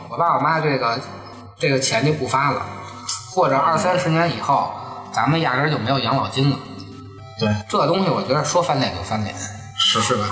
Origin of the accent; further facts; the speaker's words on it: Beijing, China; 作为咱们北京人